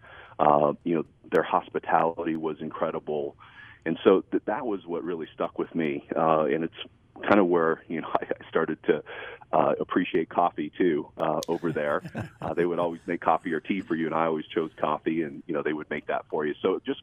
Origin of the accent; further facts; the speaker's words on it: Holmes County, Ohio, United States; we grew up in Holmes County, Ohio. So it's like Northeast Ohio, Amish country. It's where we're both from, and we love this area